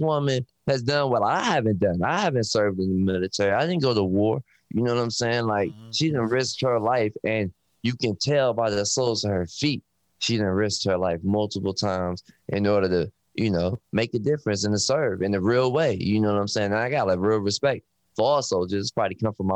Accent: Detroit, Michigan, United States; I'm from Detroit. So growing up, everybody worked for Ford, Chrysler.

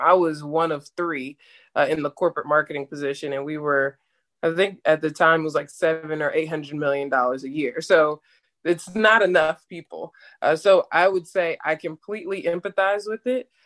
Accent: Atlanta, Georgia, United States; moved away; also born or lived in Jacksonville, Florida; I'm actually from Atlanta, Georgia, and went to school in Jacksonville, uh, Jacksonville University in Jacksonville, Florida

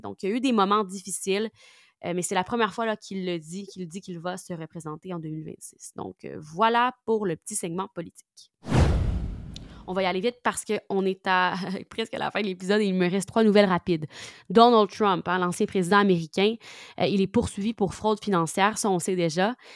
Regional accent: Quebec, Canada; accent: Québécois; j'ai pris mon accent québécois

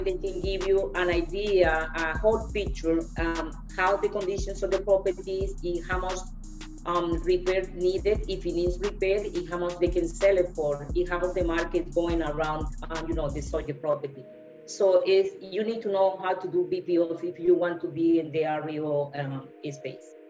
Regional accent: Colombia; moved away; I'm from Colombia.

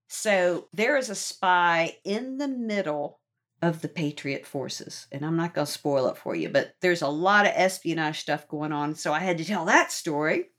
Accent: Norfolk, Virginia, United States; I grew up in Norfolk

